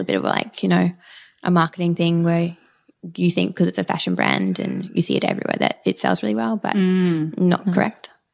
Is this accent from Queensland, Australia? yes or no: yes; Brisbane, Queensland, Australia; moved away as an adult; now in Sydney, Australia; I grew up in Brisbane